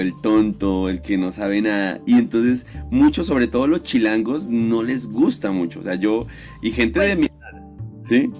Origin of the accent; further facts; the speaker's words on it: Colombia; a veces nosotros los colombianos